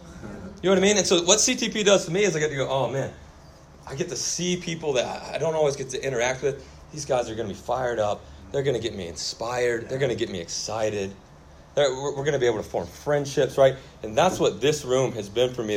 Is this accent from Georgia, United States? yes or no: yes; Kennesaw, Georgia, United States; also born or lived in Auburn; I'm actually from Kennesaw, so that's where I grew up.